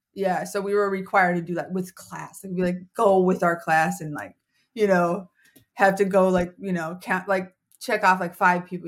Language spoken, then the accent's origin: English; Minnesota, United States; moved away as an adult; also born or lived in Colorado; now in Philadelphia, United States; I didn't grow up there. I grew up in Minnesota